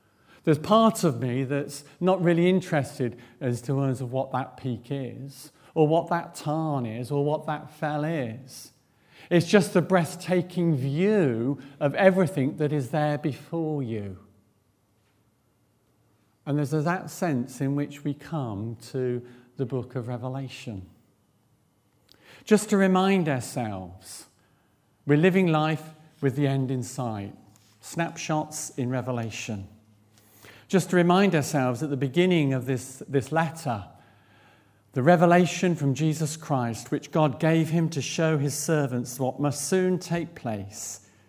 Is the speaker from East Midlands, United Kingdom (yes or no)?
yes; East Midlands, United Kingdom; Back in the 1970s, I grew up in South Northamptonshire, and we were not far from the Upper Heyford American Air Base.